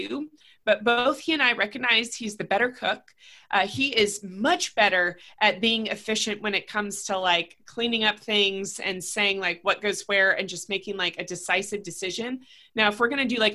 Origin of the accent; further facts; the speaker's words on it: Raleigh, North Carolina, United States; I'm born and raised in Raleigh. I still have family here.